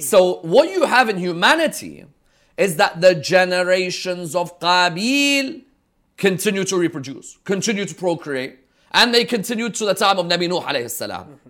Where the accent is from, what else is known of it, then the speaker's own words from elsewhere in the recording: London, United Kingdom; growing up in London, in the teens